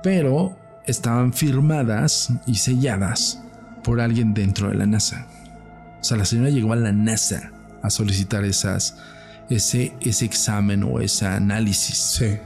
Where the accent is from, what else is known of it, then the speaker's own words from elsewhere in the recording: Mexico; yo no hablo inglés, yo hablo totonaca, cabrón, soy mexicano